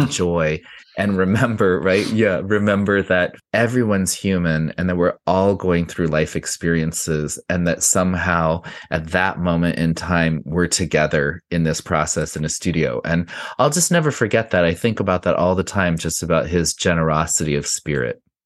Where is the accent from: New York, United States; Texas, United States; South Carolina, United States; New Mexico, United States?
New Mexico, United States; Santa Fe; moved away; I grew up in Santa Fe in the nineteen seventies and early eighties in a Hispanic neighborhood called Casa Solana